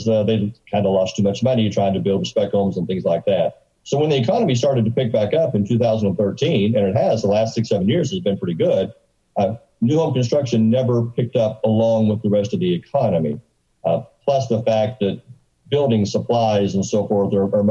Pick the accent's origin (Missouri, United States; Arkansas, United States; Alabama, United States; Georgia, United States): Arkansas, United States; I'm from Arkansas